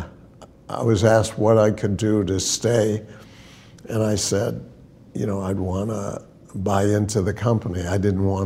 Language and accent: English; Brookline, Massachusetts, United States; I grew up in Brookline, Mass. Went to public schools